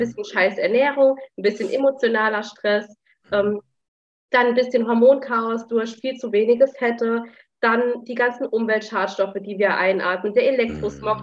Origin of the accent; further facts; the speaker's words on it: Saarland, Germany; ich komme aus dem Saarland